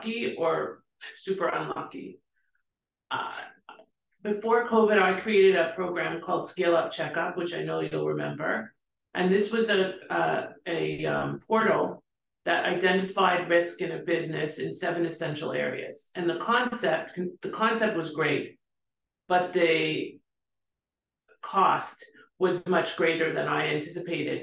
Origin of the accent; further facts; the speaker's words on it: Canada; moved away; I'm from Canada